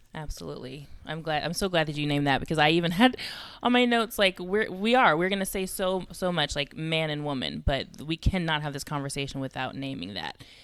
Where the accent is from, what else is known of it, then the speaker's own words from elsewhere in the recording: California, United States; also born or lived in Georgia; now in Texas, United States; I'm originally from California